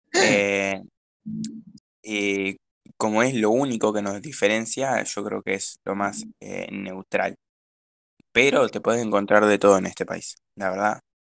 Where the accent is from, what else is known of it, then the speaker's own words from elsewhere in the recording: Rosario, Santa Fe, Argentina; nosotros somos de Rosario